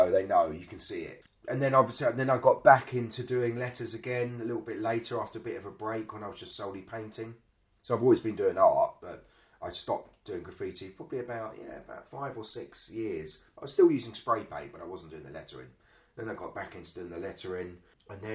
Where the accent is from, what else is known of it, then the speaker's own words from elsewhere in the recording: London, United Kingdom; I was from South London